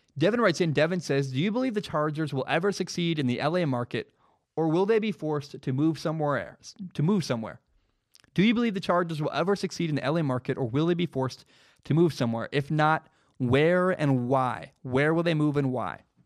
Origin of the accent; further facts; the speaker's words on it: Portland, Oregon, United States; also born or lived in Los Angeles; I'm from Portland.